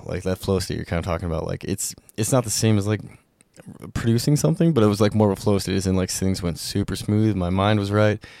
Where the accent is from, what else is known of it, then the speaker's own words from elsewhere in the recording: Montana, United States; growing up in Montana